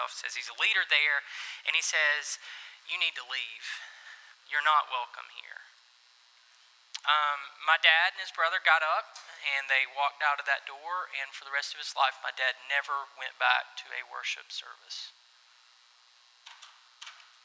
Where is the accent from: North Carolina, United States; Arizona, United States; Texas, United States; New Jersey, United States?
North Carolina, United States; Dunn; moved away as an adult; also born or lived in Smithfield / Orlando; I was born in Dunn, Betsy Johnson Hospital. I was raised in Dunn